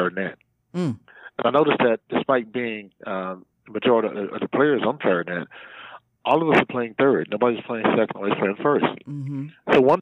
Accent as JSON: {"language": "English", "region": "Central Georgia", "country": "United States", "tie": "born or raised there", "moved": "as an adult", "lives_now": "Austin, United States", "said": "I was born in Central Georgia, so I came here in 1980"}